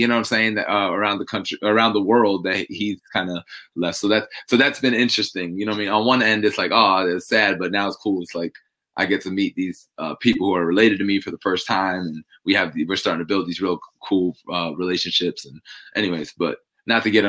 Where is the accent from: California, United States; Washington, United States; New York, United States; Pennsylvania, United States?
New York, United States; moved away as an adult; also born or lived in Germany; now in Tampa, United States; I came from New York, where I kind of grew up, where I was raised. But I was actually born in Germany.